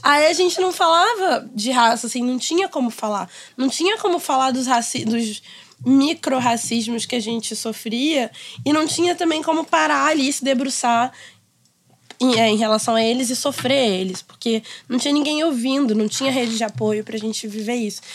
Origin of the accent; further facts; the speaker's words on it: Rio de Janeiro, Brazil; Eu cresci em Ipanema e eu estudei a vida inteira, basicamente, não sei, uns, mais de dez anos no Notre Dame de Ipanema